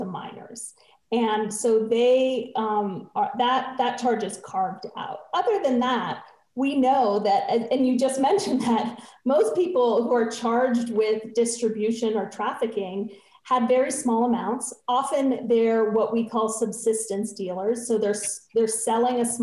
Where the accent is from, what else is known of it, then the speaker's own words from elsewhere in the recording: New Mexico, United States; I grew up here in New Mexico.